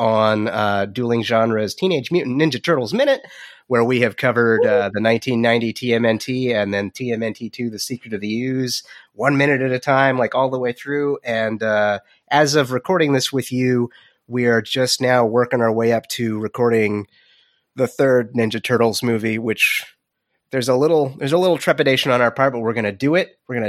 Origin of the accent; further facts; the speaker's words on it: United States; And I didn't learn German because I didn't. I'm American.